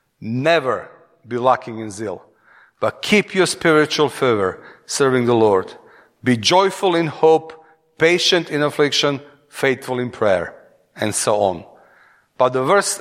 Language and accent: English; Serbia; accent: Eastern European; English is a second language; moved away as an adult; now in England; from Serbia